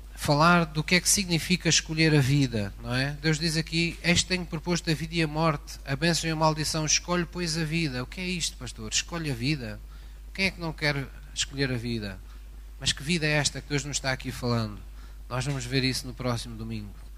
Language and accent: Portuguese; Algarve, Portugal; Esta é uma expressão que se utiliza muito na minha terra, no Algarve